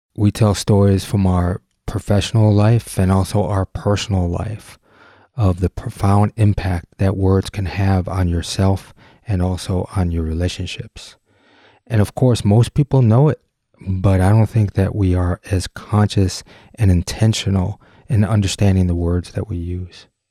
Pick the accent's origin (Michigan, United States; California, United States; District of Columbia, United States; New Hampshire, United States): Michigan, United States; Detroit; we grew up in the Detroit area